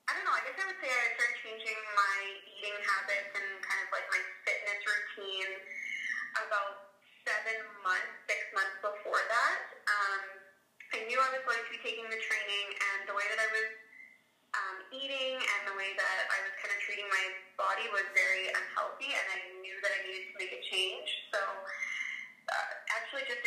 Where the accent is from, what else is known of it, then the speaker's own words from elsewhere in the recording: Winnipeg, Manitoba, Canada; now in High River, Canada; I live in High River, Alberta, but I'm originally from Winnipeg.